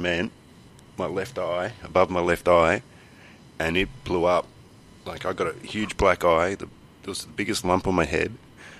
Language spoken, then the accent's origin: English; Sydney, New South Wales, Australia; I was born in Sydney.